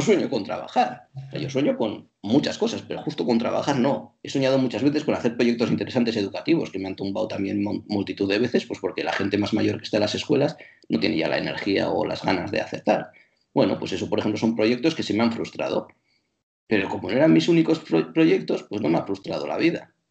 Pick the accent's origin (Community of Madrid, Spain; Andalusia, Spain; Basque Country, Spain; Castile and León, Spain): Basque Country, Spain; Bilbao; first language Spanish; cuando yo estaba en Bilbao y era un niño, era solo experiencia eh, monolingüe, porque mi lengua materna era el castellano